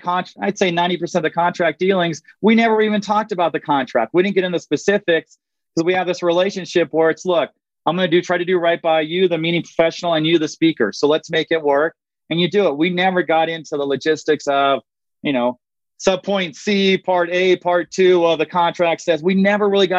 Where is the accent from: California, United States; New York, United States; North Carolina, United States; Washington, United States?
California, United States; Southern; I'm from Southern California